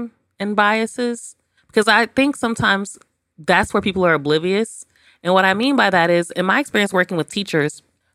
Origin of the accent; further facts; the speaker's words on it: Los Angeles, California, United States; I'm from South Central